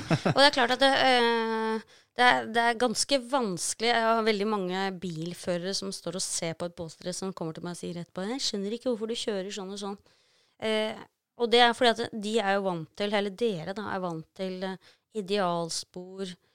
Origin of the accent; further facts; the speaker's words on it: Norway; som nordmann